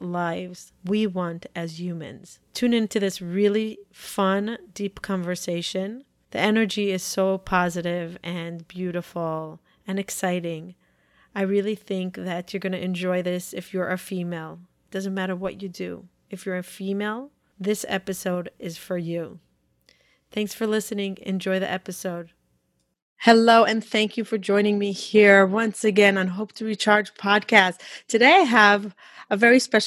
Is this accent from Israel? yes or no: yes; Israel; now in United States; I'm Orthodox from Israel. I grew up in a family of six.